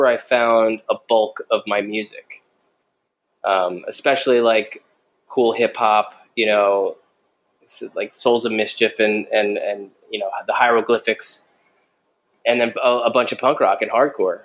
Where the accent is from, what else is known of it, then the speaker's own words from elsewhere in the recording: New Jersey, United States; We're both from New Jersey